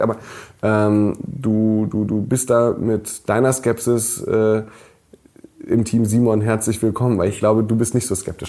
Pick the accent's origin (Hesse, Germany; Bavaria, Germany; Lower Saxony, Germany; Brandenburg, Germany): Lower Saxony, Germany; near Wolfsburg; moved away; Ich bin ja in der Nähe von Wolfsburg geboren und aufgewachsen